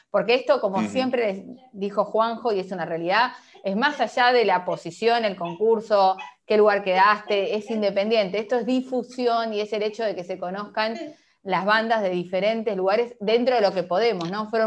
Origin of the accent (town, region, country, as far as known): Uruguay; now in Argentina